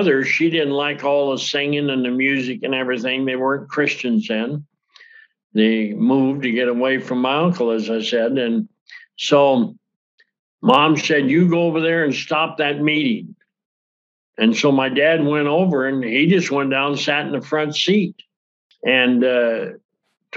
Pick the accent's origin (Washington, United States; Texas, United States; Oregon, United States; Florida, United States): Washington, United States; Yakima; from Yakima, Washington